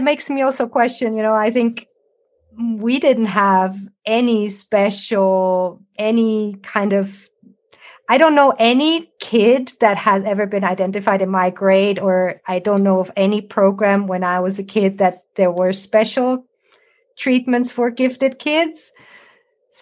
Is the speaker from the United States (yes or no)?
no; Switzerland; I grew up here in Switzerland, normal public school